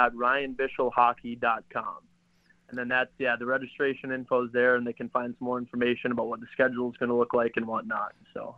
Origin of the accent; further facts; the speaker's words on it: Minnesota, United States; And I know growing up in Minnesota, I was fortunate to have instruction from a lot of good hockey players